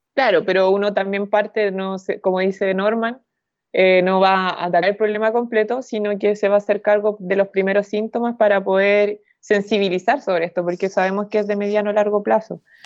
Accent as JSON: {"language": "Spanish", "country": "Chile", "said": "soy de Chile"}